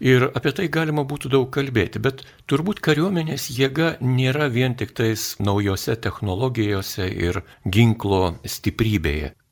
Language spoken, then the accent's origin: Lithuanian; Lithuania; Mes lietuviai truputį kitokie esame